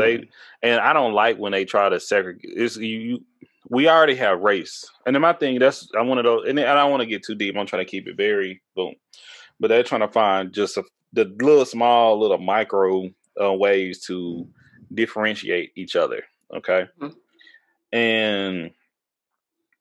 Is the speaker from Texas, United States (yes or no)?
yes; Texas, United States; I'm from Texas